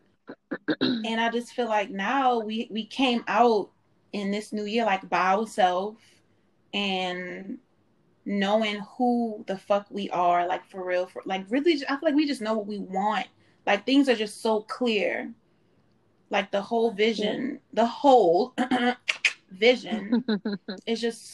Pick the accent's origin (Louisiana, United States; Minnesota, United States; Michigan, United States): Louisiana, United States; New Orleans; growing up in New Orleans.